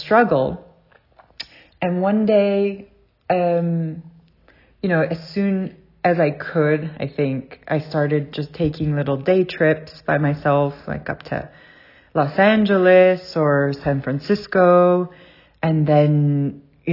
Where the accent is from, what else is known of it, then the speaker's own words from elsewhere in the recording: South Africa; moved away; also born or lived in Southern California; I grew up in South Africa